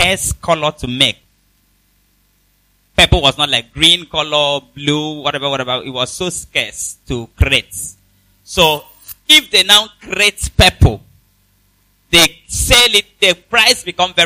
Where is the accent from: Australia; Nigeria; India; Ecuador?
Nigeria; I come from Nigeria. That's my country